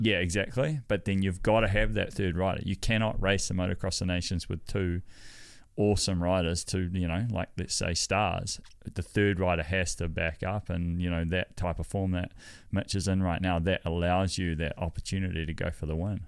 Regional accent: New Zealand; I'm as Kiwi as it gets

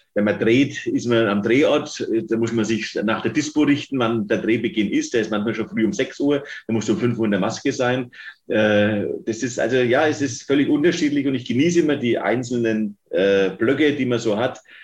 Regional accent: Fürth, Bavaria, Germany; ich komme aus der Paulskirche in Fürth

